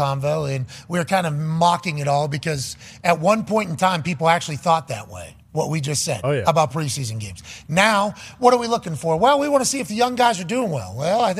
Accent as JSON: {"language": "English", "town": "Pittsburgh", "region": "Pennsylvania", "country": "United States", "tie": "born or raised there", "said": "We had Myron Cope growing up in Pittsburgh, Pennsylvania."}